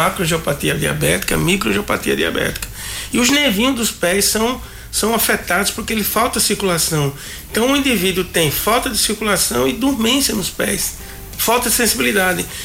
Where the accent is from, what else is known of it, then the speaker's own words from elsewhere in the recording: Mata Grande, Alagoas, Brazil; Eu sou de Mata Grande, né? O médico de Mata Grande vai ganhar o melhor salário do estado, porque é uma das cidades mais longe da capital, né?